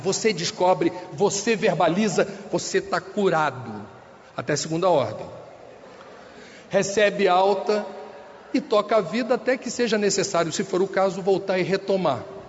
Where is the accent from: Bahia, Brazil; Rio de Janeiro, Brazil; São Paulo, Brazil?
Rio de Janeiro, Brazil; moved away; No Rio de Janeiro, de onde eu venho